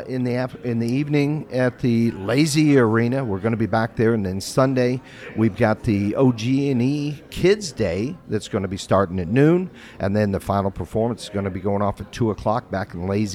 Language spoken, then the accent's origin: English; Louisville, Kentucky, United States; I'm from Louisville